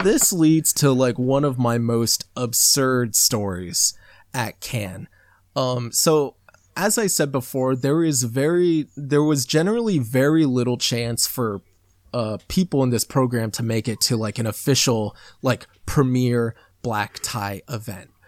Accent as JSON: {"language": "English", "region": "Midwest", "country": "United States", "tie": "born or raised there", "accent": "American", "said": "I grew up in the Midwest"}